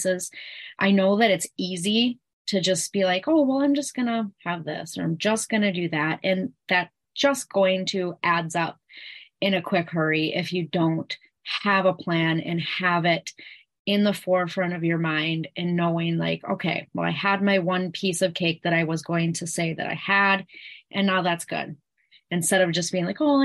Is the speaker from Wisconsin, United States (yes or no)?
yes; Eau Claire, Wisconsin, United States; I am from Eau Claire and Wisconsin